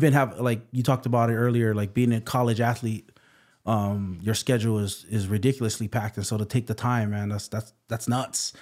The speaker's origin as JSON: {"language": "English", "town": "Waipahu", "region": "Hawaii", "country": "United States", "tie": "born or raised there", "said": "I'm from Waipahu, um, grew up here"}